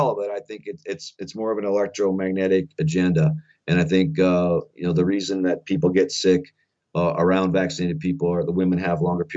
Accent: Faulkton, South Dakota, United States; my little town of Falkton, South Dakota, because this is my home state also, I grew up here

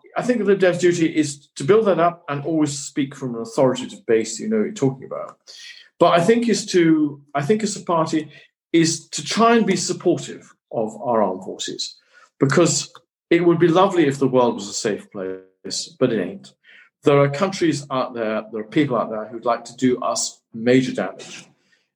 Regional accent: Tain, Scotland, United Kingdom; I'm still Scot. I shall live in my hometown of Tain, where I'm speaking for.

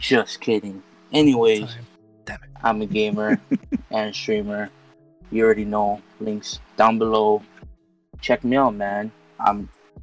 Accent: Waianae, Hawaii, United States; I'm from Hawaii, the islands of Oahu, from a city named Waianae, West Side

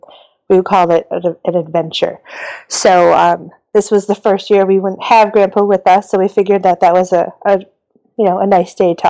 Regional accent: Milwaukee, Wisconsin, United States; my hometown in Milwaukee.

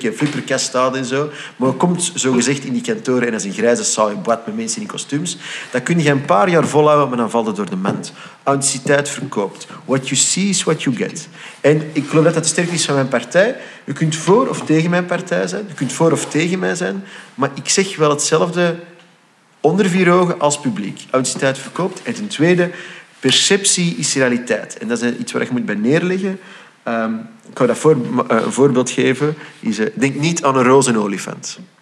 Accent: Flanders, Belgium; ik identificeerde mij dus als Vlaming

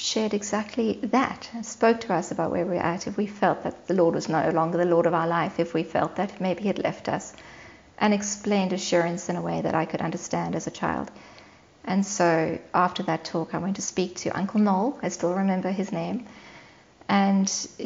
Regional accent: Cape Town, Western Cape, South Africa; moved away; also born or lived in Johannesburg, South Africa; I grew up in Johannesburg in South Africa for the first 4 years of my life, and then we moved to Cape Town, back where my parents grew up.

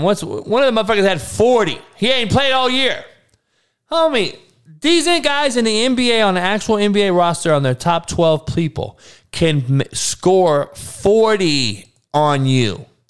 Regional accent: Compton, California, United States; growing up in Compton, Looters Park to be exact

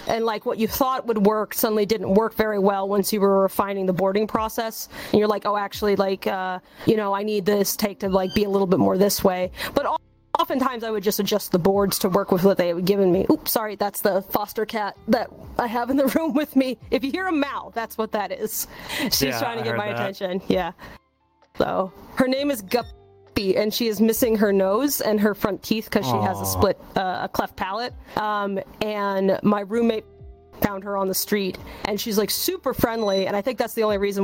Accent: New Hampshire, United States; now in Los Angeles, United States; my home state of New Hampshire

